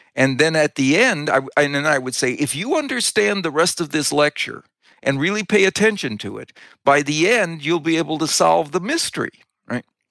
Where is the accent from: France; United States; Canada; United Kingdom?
United States; Wisconsin; I grew up in Wisconsin